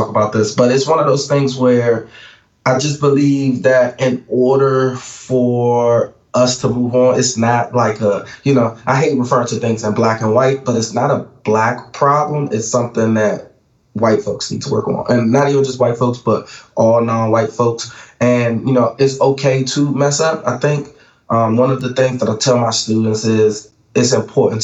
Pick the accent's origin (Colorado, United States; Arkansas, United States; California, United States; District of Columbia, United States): District of Columbia, United States; Washington; Growing up in Washington, D.C.